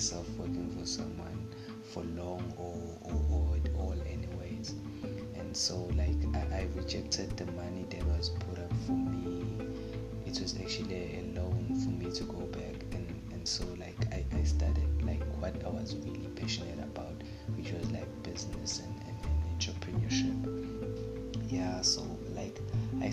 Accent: Durban, KwaZulu-Natal, South Africa; born and raised in Durban

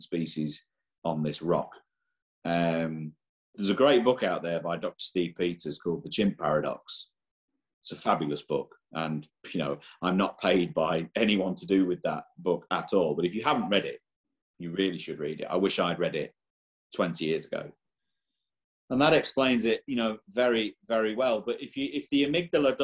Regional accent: England, United Kingdom; now in Ireland; I was born and raised in England

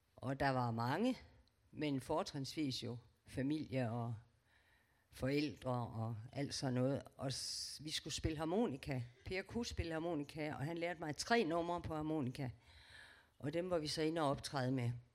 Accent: Aarhus, Central Denmark Region, Denmark; Jeg er født i Aarhus

